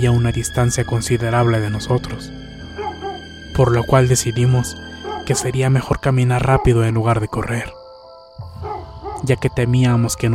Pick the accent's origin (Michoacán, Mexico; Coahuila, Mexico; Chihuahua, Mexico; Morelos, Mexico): Chihuahua, Mexico; La Junta; Yo soy de la Junta, Chihuahua.